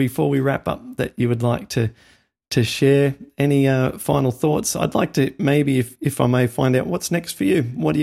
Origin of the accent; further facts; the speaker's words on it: outback past Dubbo, New South Wales, Australia; moved away as an adult; now in United States; as an Australian, we grew up with like the world's deadliest snakes, dangerous spiders